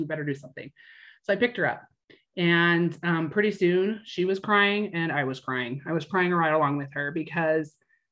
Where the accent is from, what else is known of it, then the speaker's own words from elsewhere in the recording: Idaho, United States; moved away as an adult; now in Utah, United States; From Idaho, born and raised there. And then I've lived in Utah my entire adult life